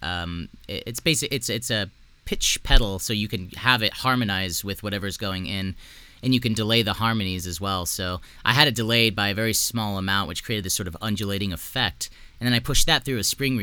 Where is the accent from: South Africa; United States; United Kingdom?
United States; South Texas; I grew up in South Texas